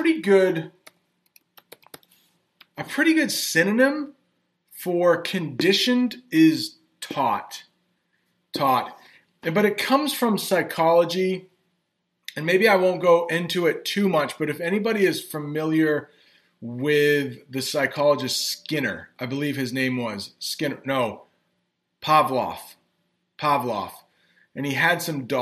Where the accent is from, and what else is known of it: United States